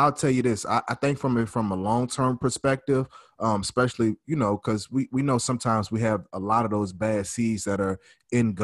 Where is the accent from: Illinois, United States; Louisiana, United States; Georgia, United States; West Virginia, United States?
Louisiana, United States; I'm from Louisiana. I was in New Orleans, so I was there when they actually implemented martial law